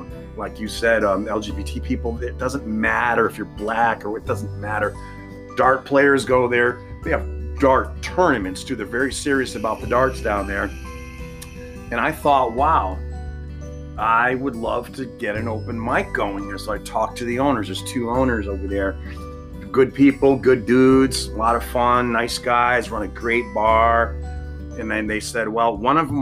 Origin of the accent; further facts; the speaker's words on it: Connecticut, United States; moved away as an adult; now in Middletown, Ohio, United States; I'm originally from Connecticut, the East Coast